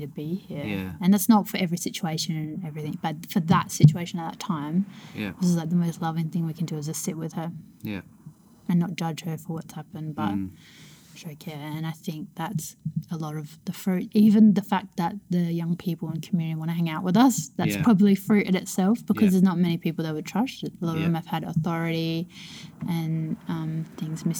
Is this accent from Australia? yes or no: yes; Elizabeth, South Australia, Australia; I grew up in Elizabeth. Davenport Park is right next to me